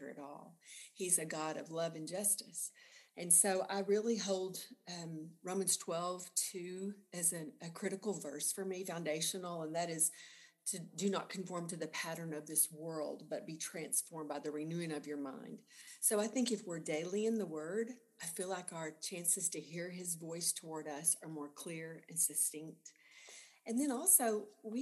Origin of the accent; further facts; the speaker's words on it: Sudan, Texas, United States; moved away as an adult; also born or lived in Lubbock, Texas / Garland, Texas; I was from Sudan, which is in the panhandle of Texas.